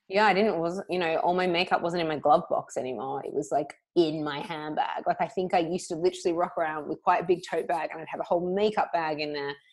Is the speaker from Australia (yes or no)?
yes; Australia; now in London, United Kingdom; I am Australian